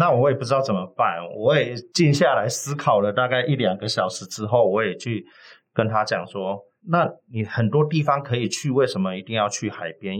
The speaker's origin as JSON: {"language": "Chinese", "region": "Kaohsiung", "country": "Taiwan", "moved": "yes", "lives_now": "Taipei, Taiwan", "said": "我来自高雄哈，是北漂七年"}